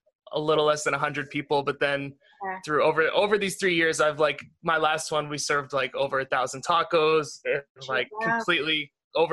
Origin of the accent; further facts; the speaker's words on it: New Hampshire, United States; moved away as an adult; also born or lived in outside of Boston; now in Los Angeles, United States; I'm from New Hampshire originally. I'm from outside of Boston